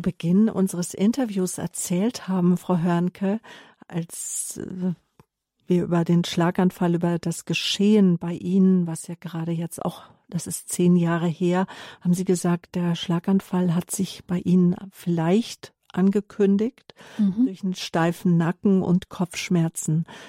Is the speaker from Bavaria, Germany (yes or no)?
no; Herborn, Hesse, Germany; moved away; Ich bin in Herborn-Seelbach geboren